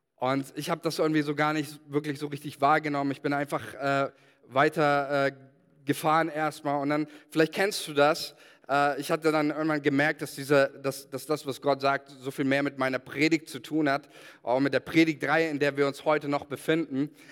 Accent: Germany; als Deutsche

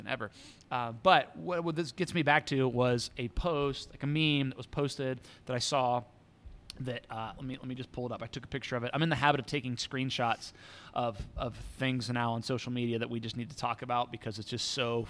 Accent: United States; American Christians

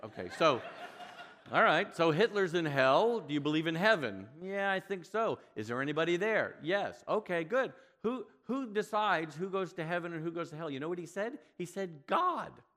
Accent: New York, United States; I'm from New York and I'm Jewish.

